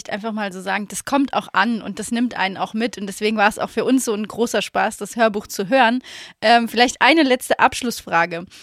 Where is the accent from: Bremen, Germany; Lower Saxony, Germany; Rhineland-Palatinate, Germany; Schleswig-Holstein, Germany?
Rhineland-Palatinate, Germany; Laacher See; moved away; die Story mit dem Lacher See, das ist halt meine Heimat